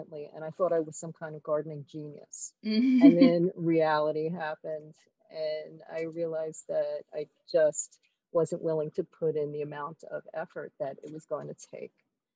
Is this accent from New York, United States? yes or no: yes; New York City, New York, United States; I grew up in Brooklyn